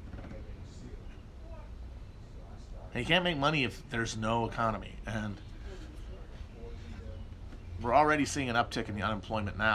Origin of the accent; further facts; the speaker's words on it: Wisconsin, United States; moved away; Northern Wisconsin, my home state, is very pretty